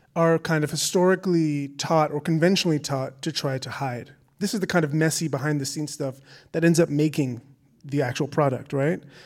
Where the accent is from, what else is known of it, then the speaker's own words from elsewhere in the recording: Canada; my being Canadian, I think in some way, here in Canada